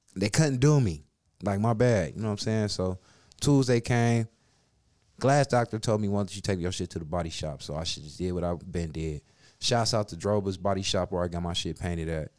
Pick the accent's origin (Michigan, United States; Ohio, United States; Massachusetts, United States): Ohio, United States; Cleveland; we from Cleveland, boy